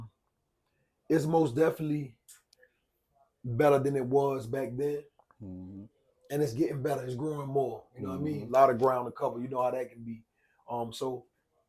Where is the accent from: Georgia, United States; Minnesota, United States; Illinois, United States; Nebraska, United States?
Georgia, United States; Savannah; I grew up in Hitch Village